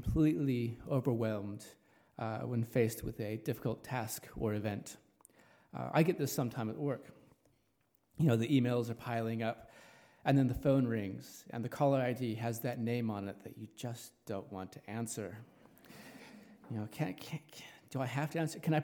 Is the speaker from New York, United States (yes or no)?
no; Los Angeles, California, United States; also born or lived in New Zealand; now in Richmond, New Zealand; As you can tell from my accent, I'm not a local. I originate from Los Angeles, California